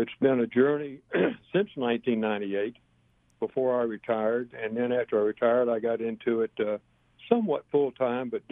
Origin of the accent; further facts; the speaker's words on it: Vero Beach, Florida, United States; growing up in Vero Beach, Florida